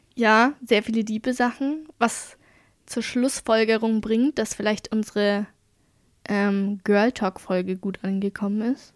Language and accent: German; Bavaria, Germany